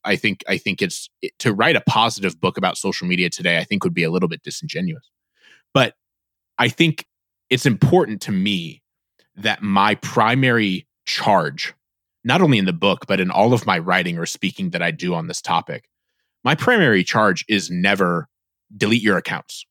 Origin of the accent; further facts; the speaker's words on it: Northeast Indiana, United States; I grew up in Northeast Indiana